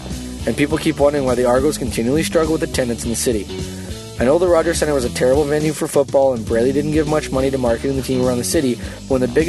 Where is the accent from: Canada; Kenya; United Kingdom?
Canada; we are Canadian